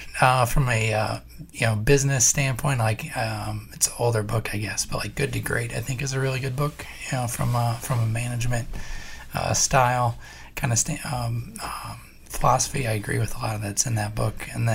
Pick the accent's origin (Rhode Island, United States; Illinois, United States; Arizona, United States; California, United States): Illinois, United States; Collinsville; moved away as an adult; also born or lived in Massachusetts; But my hometown, it's Collinsville, Illinois. It's got 2 claims to fame. It's the horseradish capital of the world.